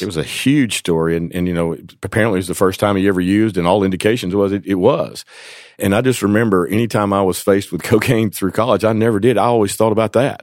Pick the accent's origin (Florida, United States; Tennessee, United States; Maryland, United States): Tennessee, United States; Jonesborough; I was born and raised in East Tennessee, a little town called Jonesboro